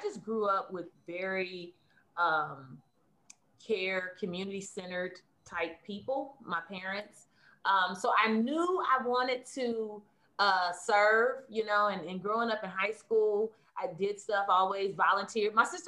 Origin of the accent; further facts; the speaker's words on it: Kansas City, Kansas, United States; I grew up in Kansas, but my family, both my mom and dad, are from Oklahoma.